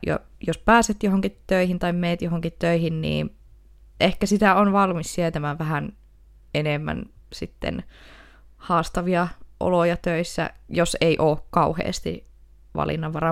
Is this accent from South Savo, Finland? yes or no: no; Oulu, North Ostrobothnia, Finland; accent: Oulu dialect; Mä oon kyllä aina puhunut sille Oulua